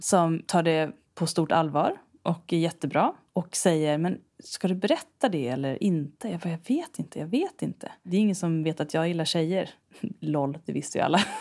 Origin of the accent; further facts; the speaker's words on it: Stockholm archipelago, Stockholm County, Sweden; jag är uppvuxen i Stockholms skärgård